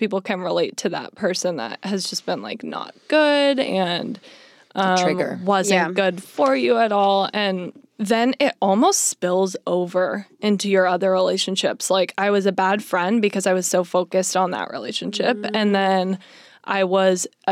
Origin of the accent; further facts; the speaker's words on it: Arizona, United States; now in Los Angeles, United States; I'm from Arizona